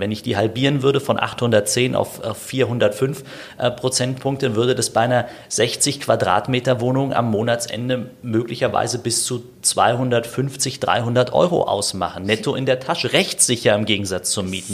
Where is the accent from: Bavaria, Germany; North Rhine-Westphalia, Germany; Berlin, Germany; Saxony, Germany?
Berlin, Germany; also born or lived in Steglitz-Zehlendorf, Berlin; ich bin in Berlin äh, aufgewachsen, in berlin malsdorf